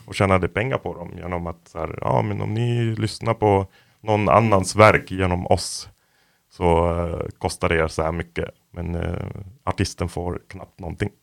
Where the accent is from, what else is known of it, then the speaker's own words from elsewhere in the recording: Lebanon; now in Sweden; jag är från Libanon som väldigt många vet. Och jag växte upp där under inbördeskriget